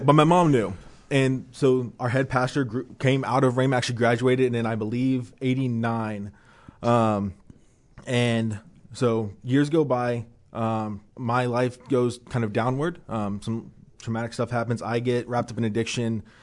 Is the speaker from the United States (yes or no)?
yes; Dayton, Ohio, United States; moved away; I'm from Dayton, Ohio